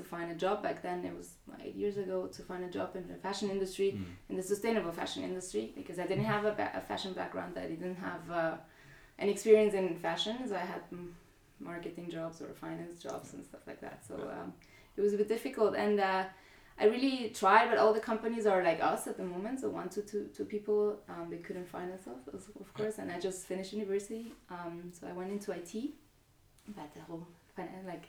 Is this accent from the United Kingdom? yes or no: no; Guatemala; now in Zurich, Switzerland; I'm from Guatemala.